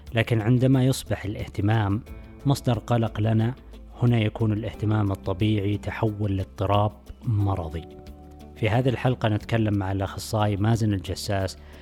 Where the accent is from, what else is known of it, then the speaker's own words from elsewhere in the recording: Saudi Arabia; عندنا في السعودية